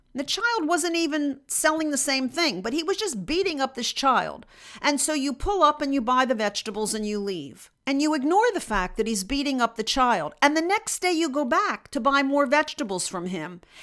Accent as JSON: {"language": "English", "country": "United States", "said": "not only as a Jew in Russia, but just as an American in Russia"}